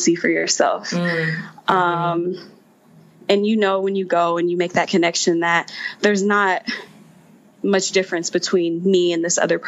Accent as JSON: {"language": "English", "region": "Texas", "country": "United States", "said": "I'm from Texas"}